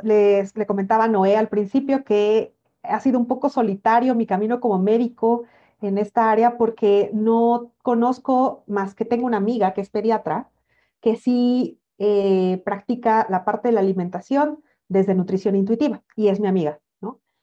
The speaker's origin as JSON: {"language": "Spanish", "country": "Mexico", "said": "yo soy mexicana"}